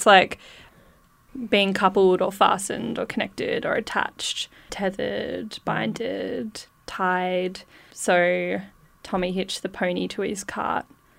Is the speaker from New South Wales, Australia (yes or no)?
no; Northeast Tasmania, Australia; I'm … from Northeast Tasmania, which is Tabrakana country.